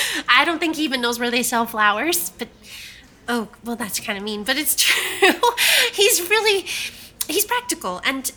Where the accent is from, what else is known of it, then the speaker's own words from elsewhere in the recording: South Carolina, United States; I'm 32 years old and I'm from South Carolina.